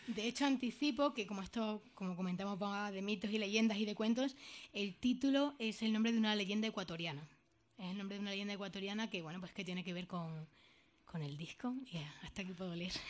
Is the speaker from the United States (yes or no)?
no; Jaraíz de la Vera, Extremadura, Spain; yo soy del norte de, de Extremadura, de la zona de la Vera